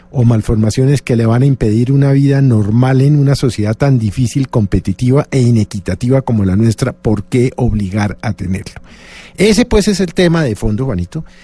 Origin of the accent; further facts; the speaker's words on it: Colombia; como colombiano